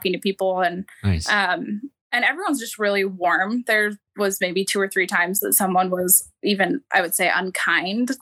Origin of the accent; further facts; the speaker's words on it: Idaho, United States; I'm from Idaho